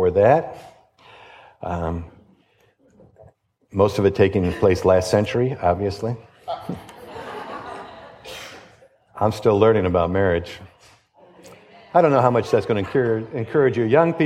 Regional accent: Detroit, Michigan, United States; I grew up in Detroit, and my dad was a policeman

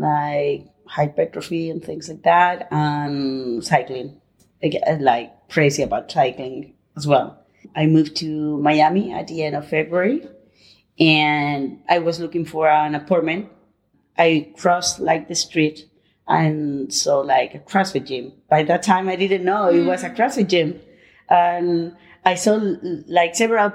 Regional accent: Madrid, Community of Madrid, Spain; English is a second language; also born or lived in Barcelona / United Kingdom; now in Palma, Spain; I'm originally from Madrid, but actually I'm living in Palma, Mallorca.

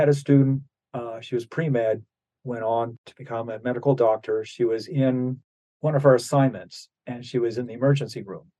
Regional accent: New Jersey, United States; I grew up in New Jersey, played French horn

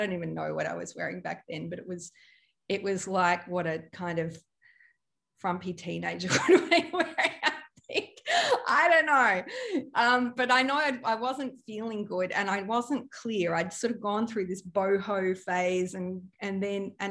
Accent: Melbourne, Victoria, Australia; moved away as an adult; also born or lived in Europe / Byron Bay; growing up in Melbourne, you know, it's a very stylish place

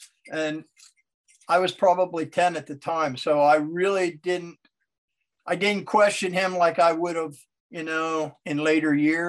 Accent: Pennsylvania, United States; Central Pennsylvania.

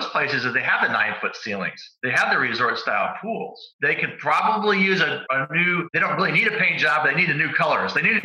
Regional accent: Phoenix, Arizona, United States; I grew up in Phoenix, a big retirement community

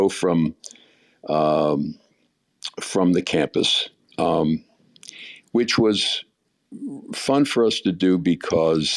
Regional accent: Hoboken, New Jersey, United States; also born or lived in Philadelphia area; now in South Jersey, United States; I was born in Hoboken, New Jersey.

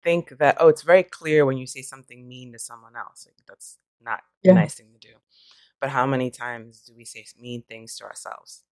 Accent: New York, United States; now in California, United States; I'm from New York

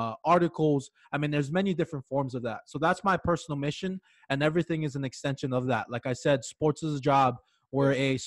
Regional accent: Hawaii, United States; moved away as an adult; I'm born and raised in Hawaii

